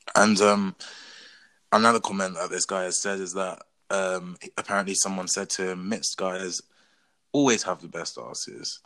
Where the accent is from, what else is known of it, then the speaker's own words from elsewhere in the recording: England, United Kingdom; my mum is Portuguese, my dad is Zambian, but I was born and raised in England